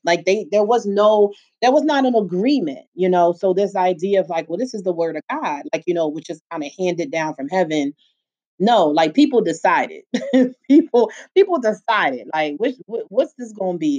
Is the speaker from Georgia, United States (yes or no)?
no; Philadelphia, Pennsylvania, United States; I was born and raised in Philly, where I still live